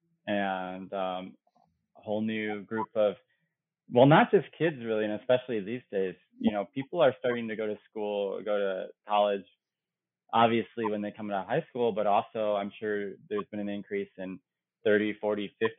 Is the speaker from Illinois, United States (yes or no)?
yes; Illinois, United States; now in Chicago, United States; I grew up in Illinois, but not in the Chicago area.